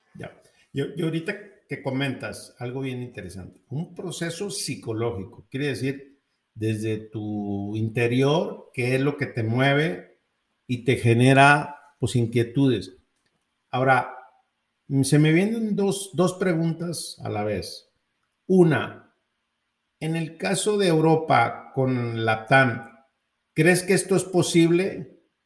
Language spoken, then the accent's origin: Spanish; Mexico; como mexicano